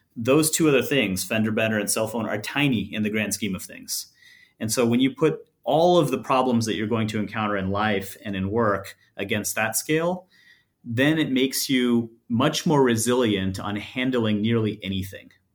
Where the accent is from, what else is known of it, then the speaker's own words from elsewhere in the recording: Los Angeles, California, United States; I'm born and raised in Los Angeles